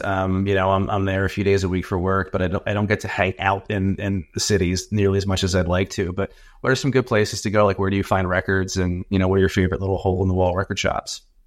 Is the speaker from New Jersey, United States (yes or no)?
yes; Atlantic City, New Jersey, United States; I grew up in Atlantic City in South Jersey